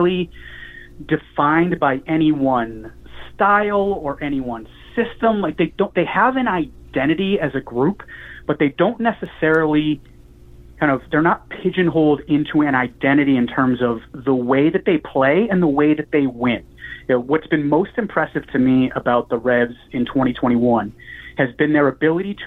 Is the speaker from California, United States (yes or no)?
no; Massachusetts, United States; I grew up in Massachusetts as a soccer fan.